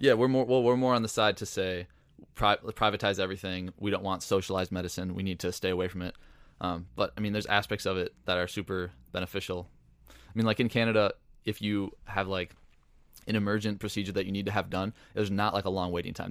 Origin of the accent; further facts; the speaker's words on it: Northfield, Minnesota, United States; I grew up in Northfield, Minnesota